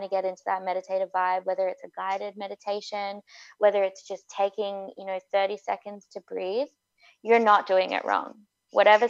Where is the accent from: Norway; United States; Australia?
Australia; now in Vancouver, Canada; an Australian who moved to Vancouver